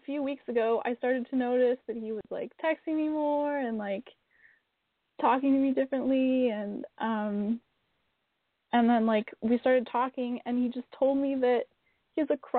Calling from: Vancouver, British Columbia, Canada; I'm calling from Vancouver, Canada.

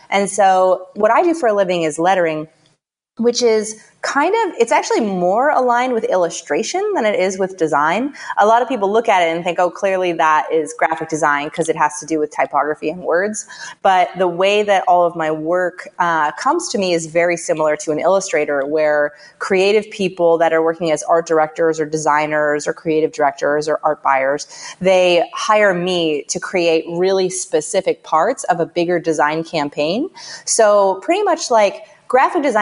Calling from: San Francisco, California, United States; I am calling from my office in San Francisco.

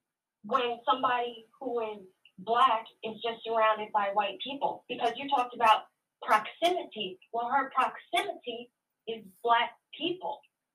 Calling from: New York, United States; from New York.

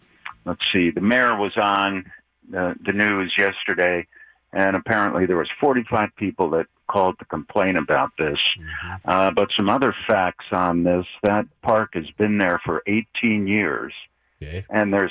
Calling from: Texas, United States; I am calling from Texas, Joe

